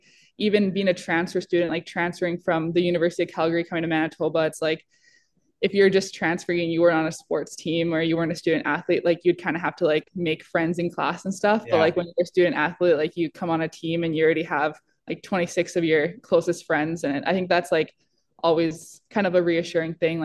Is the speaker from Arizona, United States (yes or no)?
no; Minnesota, United States; growing up in Minnesota